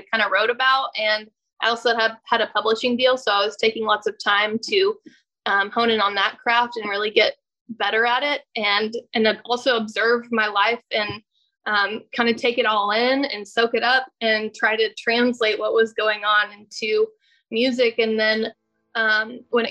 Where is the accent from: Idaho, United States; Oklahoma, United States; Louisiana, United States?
Oklahoma, United States; Tulsa; moved away as an adult; now in Nashville, United States; I'm from Tulsa, Oklahoma, and I play country music. And I'm from Tulsa originally